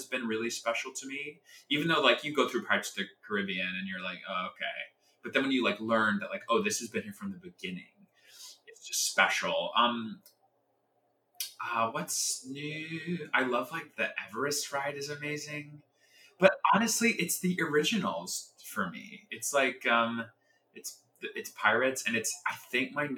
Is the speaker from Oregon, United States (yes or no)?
no; Georgia, United States; I was from Georgia.